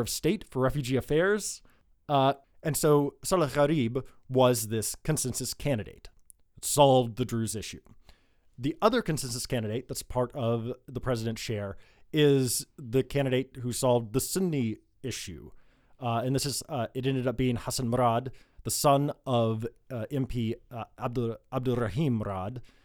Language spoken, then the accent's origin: English; United States; now in Lebanon; As an American